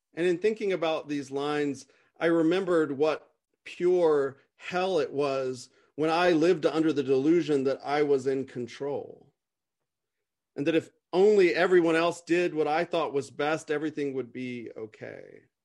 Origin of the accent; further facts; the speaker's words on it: United States; as an American